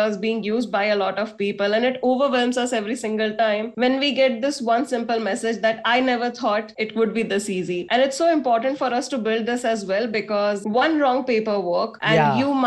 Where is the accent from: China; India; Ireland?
India; You look at yourself as an Indian